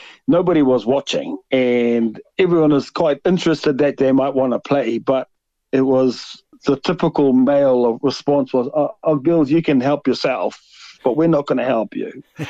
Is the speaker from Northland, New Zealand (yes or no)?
yes; Kaikohe, Northland, New Zealand; we're from Kaikohe. My wife and I are both from Kaikohe